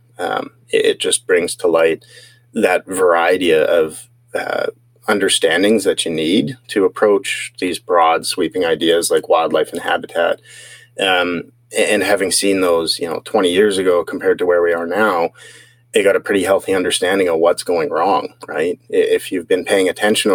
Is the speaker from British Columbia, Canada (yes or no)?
yes; Salmon Arm, British Columbia, Canada; also born or lived in Barriere, British Columbia; I grew up mostly on reserve between my father's side and Siemkin and my mom's side. In Switzmalf, a reserve within Salmon Arm, and then, you know, went through high school in both Barrier and Salmon Arm